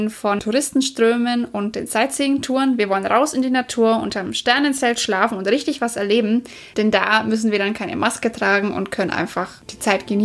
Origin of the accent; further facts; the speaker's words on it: Bavaria, Germany; Für mich als Franke ist Flensburg ja schon extrem weit Norden.